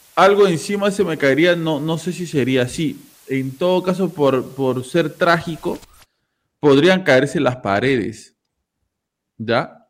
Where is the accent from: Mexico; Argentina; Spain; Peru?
Peru; todos somos peruanos